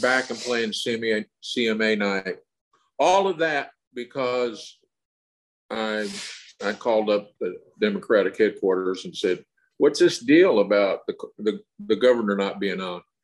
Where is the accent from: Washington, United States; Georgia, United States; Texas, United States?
Texas, United States; I grew up in Texas